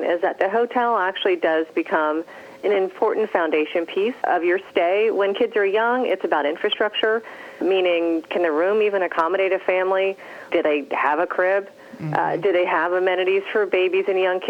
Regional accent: San Francisco, California, United States; my hometown, San Francisco

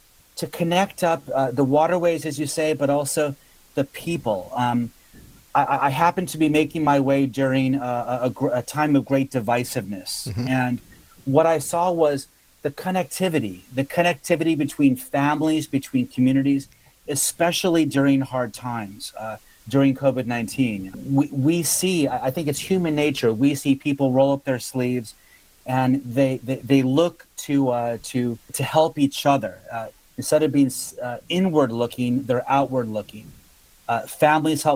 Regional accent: United States; moved away as an adult; also born or lived in Africa / East Asia; my home country, to my own backyard

